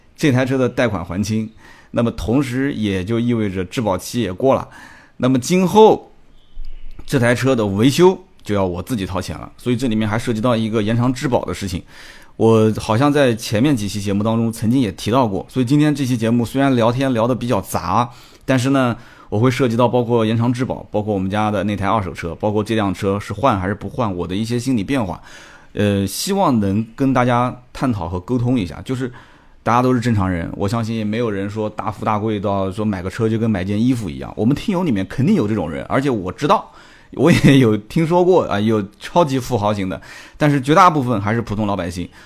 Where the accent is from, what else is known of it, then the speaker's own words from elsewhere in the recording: Nanjing, Jiangsu, China; 反正我就是在那边出生的